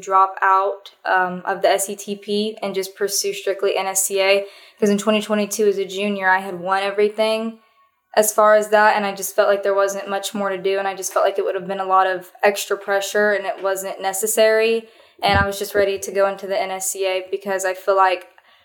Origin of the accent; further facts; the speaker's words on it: Okeechobee, Florida, United States; I'm from Okeechobee, Florida.